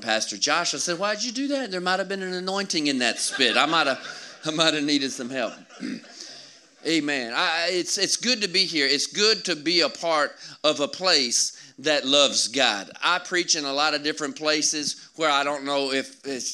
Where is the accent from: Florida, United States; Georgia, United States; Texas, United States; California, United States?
Georgia, United States; I'm from Georgia.